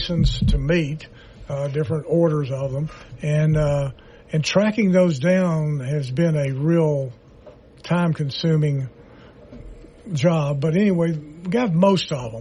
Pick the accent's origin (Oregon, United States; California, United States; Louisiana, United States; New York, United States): Louisiana, United States; Shreveport; I'm from West Shreveport